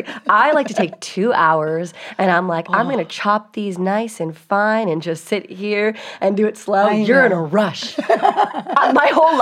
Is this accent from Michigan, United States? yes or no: no; Virginia, United States; I grew up in Virginia